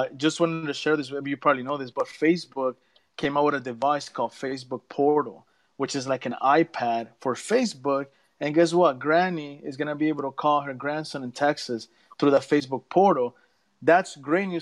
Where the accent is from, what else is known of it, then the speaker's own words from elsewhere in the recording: Nicaragua; now in Florida, United States; I'm from Nicaragua in Central America. I'm in Florida in the United States.